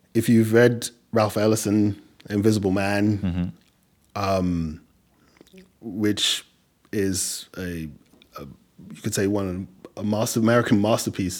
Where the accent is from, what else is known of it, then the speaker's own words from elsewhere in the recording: England, United Kingdom; accent: English; also born or lived in Nigeria; now in New York, United States; i try to hold on to um, my english accent as as much as i can